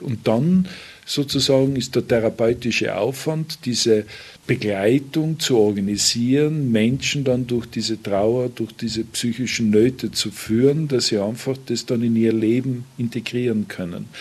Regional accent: Tyrol, Austria

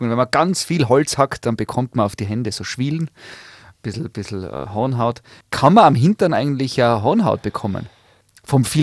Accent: Graz, Styria, Austria; Ich komme aus Graz, da gibt es den Schlossberg.

